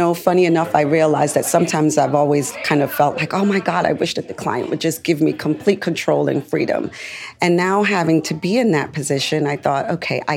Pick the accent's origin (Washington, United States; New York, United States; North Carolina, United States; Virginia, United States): New York, United States; As a New Yorker